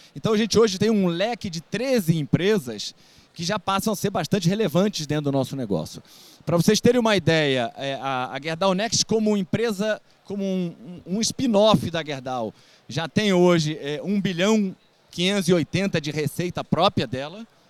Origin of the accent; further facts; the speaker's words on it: Rio de Janeiro, Brazil; eu sou carioca, engenheiro